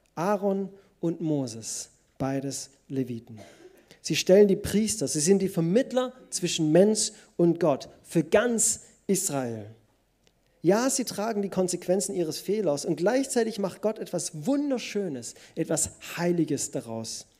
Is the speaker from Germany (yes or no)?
yes; Germany; Als Deutsche